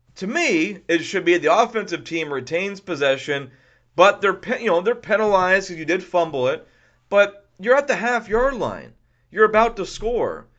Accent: Houston, Texas, United States; also born or lived in California; I'm from Houston. lived in Houston for most of my life

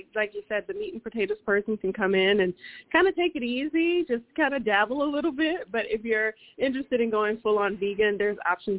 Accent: the South, United States; And growing up in the South, we always had access to it, and that was one of my favorites.

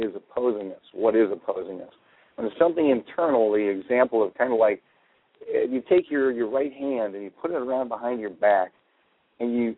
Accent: Chicago, Illinois, United States; I grew up around Chicago

